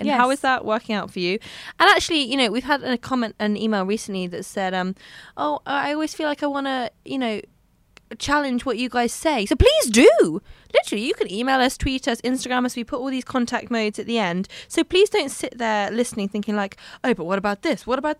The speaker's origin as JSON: {"language": "English", "country": "United Kingdom", "said": "I'm British."}